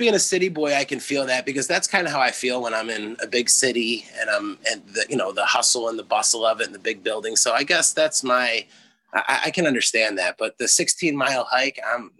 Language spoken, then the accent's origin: English; Philadelphia, Pennsylvania, United States; moved away; also born or lived in South Jersey / Oregon; I grew up in Philadelphia.